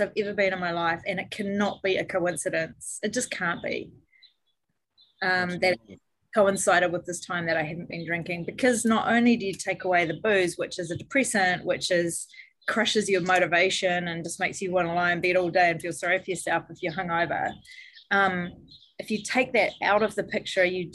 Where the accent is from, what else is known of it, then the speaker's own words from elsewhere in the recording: New Zealand; I grew up in New Zealand. I live in New Zealand, and it's a really boozy country here.